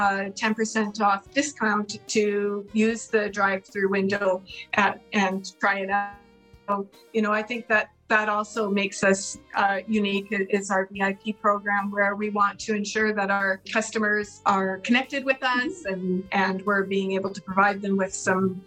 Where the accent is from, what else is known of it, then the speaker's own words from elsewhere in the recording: Burns Lake, British Columbia, Canada; Kim and I both grew up in Burns Lake